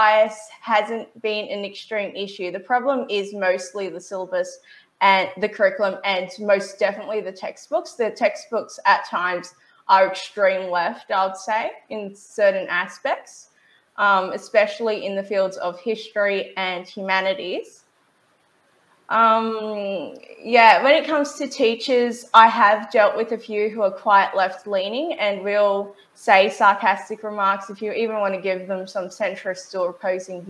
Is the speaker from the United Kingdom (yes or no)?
no; Australia; I am an Australian patriot